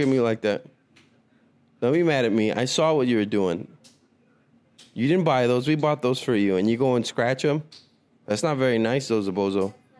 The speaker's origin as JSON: {"language": "English", "area": "the Valley", "region": "Texas", "country": "United States", "said": "I'm from the Valley"}